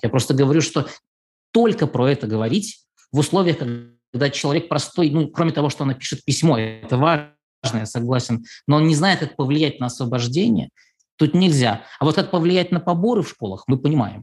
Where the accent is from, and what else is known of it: Belarus